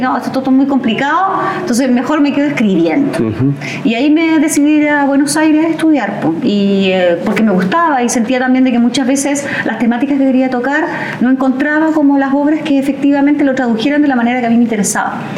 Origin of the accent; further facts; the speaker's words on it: Coronel, Biobío, Chile; Yo que soy de aquí mismo, de, la, de, Coronel